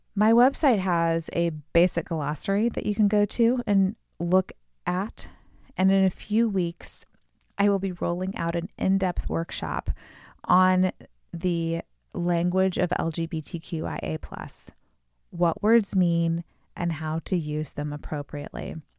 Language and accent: English; Chicago, Illinois, United States; we're from the Chicago area